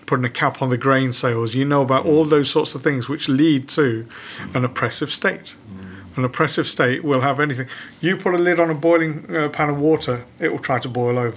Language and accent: English; Leicester, East Midlands, United Kingdom; We've grown up in Leicester